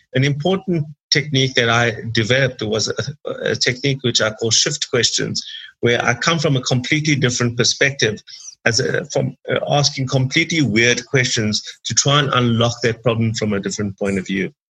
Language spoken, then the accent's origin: English; Durban, KwaZulu-Natal, South Africa; I grew up in Durban in South Africa